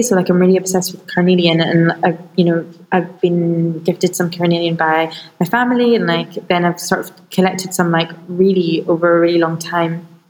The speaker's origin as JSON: {"language": "English", "region": "Scotland", "country": "United Kingdom", "tie": "born or raised there", "said": "growing up in Scotland, but being born into an Iraqi family"}